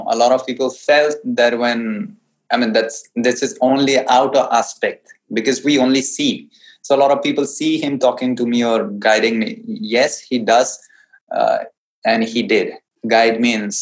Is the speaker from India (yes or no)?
yes; North India, India; English is a second language; I hail from North India and I understand Hindi better